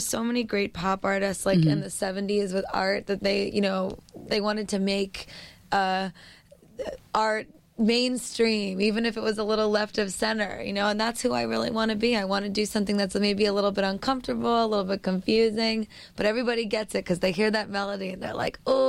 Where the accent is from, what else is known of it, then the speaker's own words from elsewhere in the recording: New York City, New York, United States; Well, I grew up on the West Side.